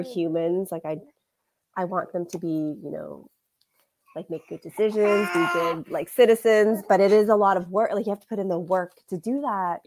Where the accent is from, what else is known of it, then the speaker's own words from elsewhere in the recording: Canada; I also grew up in like a Canadian culture